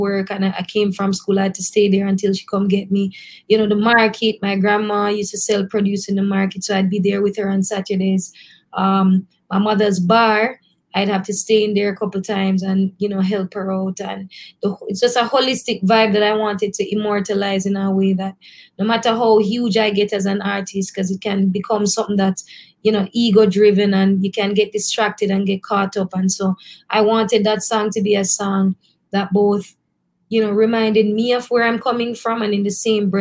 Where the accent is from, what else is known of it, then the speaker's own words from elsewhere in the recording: Christiana, Manchester Parish, Jamaica; now in Kingston, Jamaica; I'm literally from Christiana, Manchester